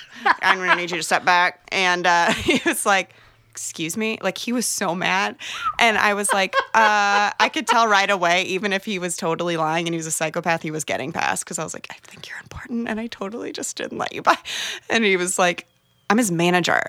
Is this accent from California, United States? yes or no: no; Edwardsville, Illinois, United States; moved away; I'm from, um, right across the river from Saint Louis in Illinois